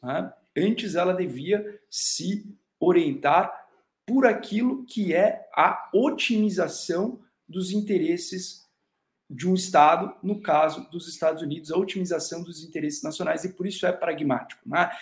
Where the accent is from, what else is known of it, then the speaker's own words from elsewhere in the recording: Brazil; nós, sendo brasileiros